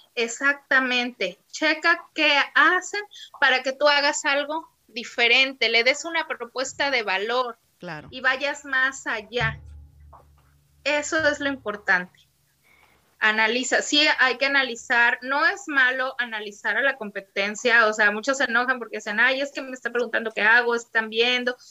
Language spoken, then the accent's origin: Spanish; Poza Rica, Veracruz, Mexico; yo soy de la ciudad de Poza Rica, Veracruz